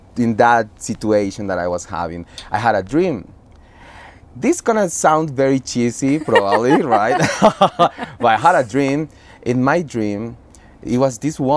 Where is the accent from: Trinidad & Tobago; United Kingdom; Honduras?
Honduras; moved away as an adult; also born or lived in Costa Rica; now in New York, United States; I am from Honduras